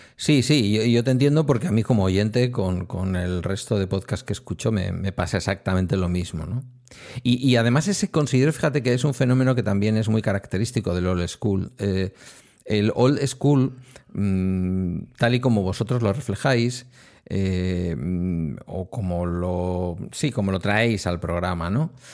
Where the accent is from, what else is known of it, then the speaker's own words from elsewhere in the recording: Galdakao, Basque Country, Spain; los viejillos del lugar de aquí de mi pueblo, de Galdacao